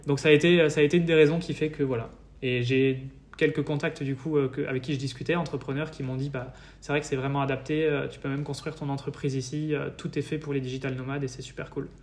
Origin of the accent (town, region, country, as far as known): France; moved away as an adult; also born or lived in Paris; now in Estonia